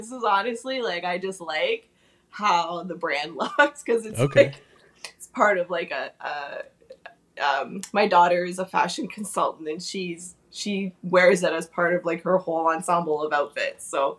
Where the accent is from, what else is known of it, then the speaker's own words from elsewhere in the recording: Niagara, Ontario, Canada; I'm in Ontario, and I was born and raised in Niagara, so Niagara region, which is like one of the seven wonders of the world, Niagara Falls. And I've lived, born and raised here, so I've been living here all my entire life.